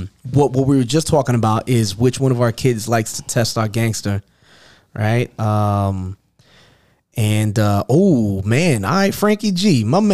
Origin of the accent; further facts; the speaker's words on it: New York City, New York, United States; moved away; I'm originally from Queens, New York.